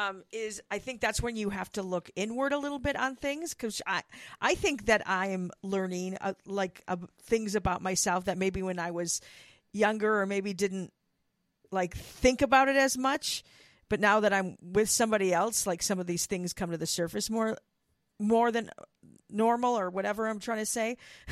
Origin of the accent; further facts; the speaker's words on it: Wisconsin, United States; My thing is, look, I came from Wisconsin. So, yeah, there's, I mean, we dealt with snow. I didn't love living in the freaking cold and snow and all that.